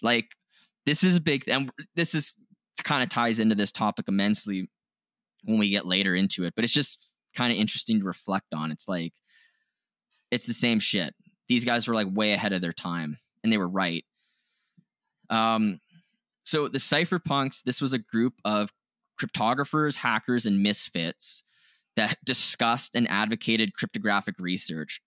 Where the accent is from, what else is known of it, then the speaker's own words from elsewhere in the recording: Canada; we're Canadian, we're not familiar with, uh, the U S history as much, like, we're not taught it in our education system